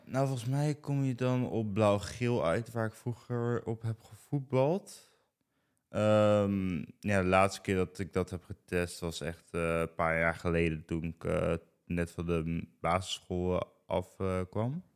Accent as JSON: {"language": "Dutch", "town": "Ede", "region": "Gelderland", "country": "Netherlands", "tie": "born or raised there", "said": "ik kom uit Ede. Mhm. ik heb al echt gewoon mijn hele leven al in Ede gewoond"}